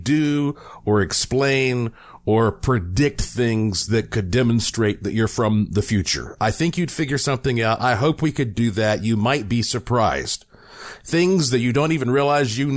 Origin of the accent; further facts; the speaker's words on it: North Carolina, United States; now in Las Vegas, United States; I'm from North Carolina, so we're neighbors.